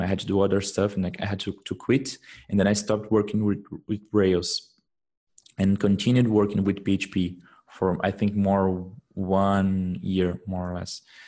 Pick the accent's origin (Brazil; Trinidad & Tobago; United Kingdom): Brazil; moved away as an adult; now in Germany; I am I come from Brazil but uh, I'm living in Germany for the past now I think it's around eight months.